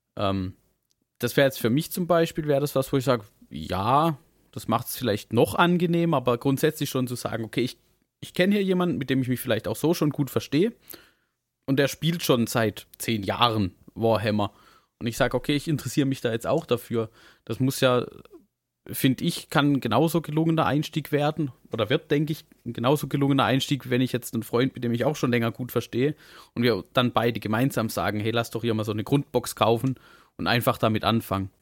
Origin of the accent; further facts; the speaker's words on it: Southern Germany, Germany; accent: southern German dialect; an unserem Dialekt, bei manchen mehr, bei manchen weniger, äh, hört man, dass, dass wir ja alle irgendwie so aus der Richtung, äh, also so süddeutsche Ecke.